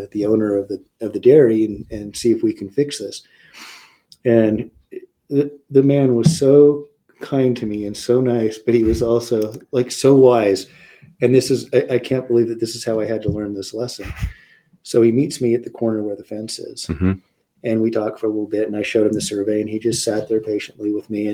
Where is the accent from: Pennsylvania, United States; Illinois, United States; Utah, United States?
Utah, United States; Provo; also born or lived in Midway, Utah; I grew up down in Provo